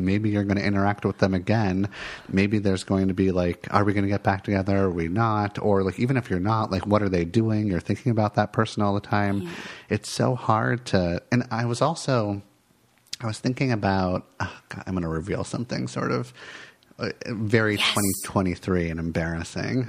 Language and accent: English; Santa Monica, California, United States; moved away as an adult; now in Portland, United States; i grew up in los angeles and I um, lots of like wonderful, lovely moments growing up in Santa Monica, and then I decided to like leave Los Angeles